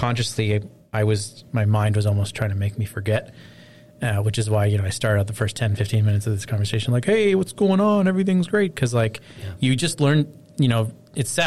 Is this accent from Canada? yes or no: yes; Canada; as a Canadian